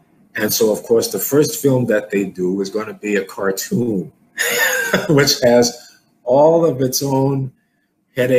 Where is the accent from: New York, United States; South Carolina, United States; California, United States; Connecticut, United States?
New York, United States; New York City; growing up in New York was the right thing for me